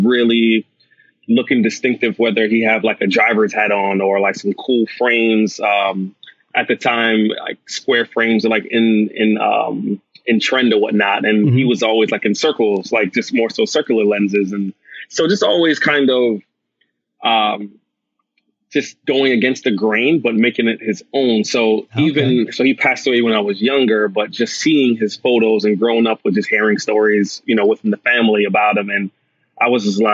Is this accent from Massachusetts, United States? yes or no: yes; Boston, Massachusetts, United States; also born or lived in Atlanta, Georgia / Jamaica (ancestry); I was raised in Boston and Atlanta